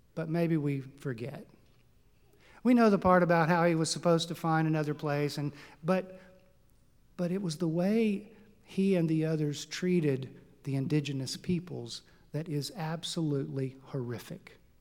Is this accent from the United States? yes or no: yes; Texas, United States; It's in my home state of Texas